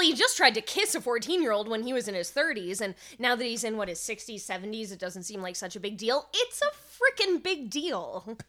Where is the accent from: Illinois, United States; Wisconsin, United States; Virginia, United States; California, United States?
California, United States; I'm from California